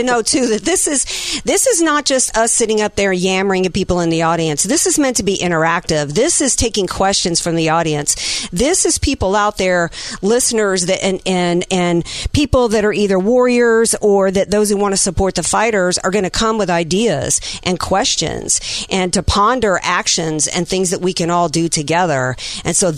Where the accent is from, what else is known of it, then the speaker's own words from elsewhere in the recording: the South, United States; now in San Diego, United States; I'm from the South